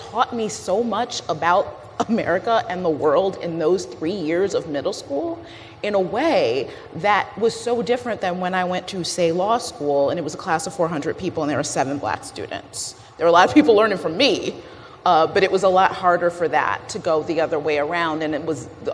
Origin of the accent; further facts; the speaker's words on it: just outside Detroit, Michigan, United States; I grew up just outside Detroit, in Michigan